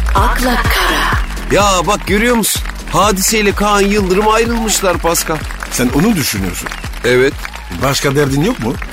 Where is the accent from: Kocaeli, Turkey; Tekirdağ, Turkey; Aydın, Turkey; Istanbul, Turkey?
Istanbul, Turkey; Ben çocukken İstanbul'da çok kar yağardı.